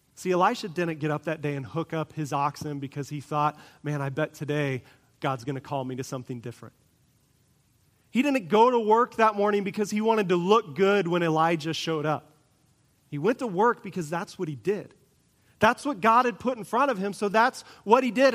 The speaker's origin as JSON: {"language": "English", "region": "Kansas", "country": "United States", "tie": "born or raised there", "said": "I grew up in Kansas"}